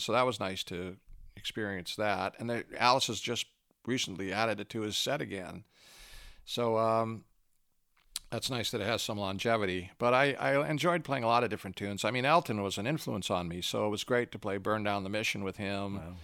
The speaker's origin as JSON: {"language": "English", "country": "Canada", "also_born_or_lived": "Los Angeles", "moved": "as an adult", "said": "I was a Canadian until a few years ago"}